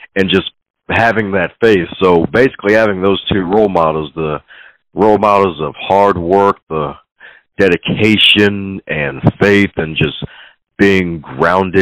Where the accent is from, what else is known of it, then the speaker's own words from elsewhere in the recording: Baltimore, Maryland, United States; Even though I put the T in Baltimore, I am from Baltimore